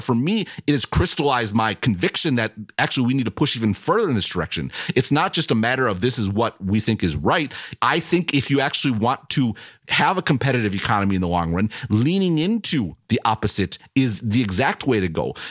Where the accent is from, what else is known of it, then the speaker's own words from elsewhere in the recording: United States; I am an American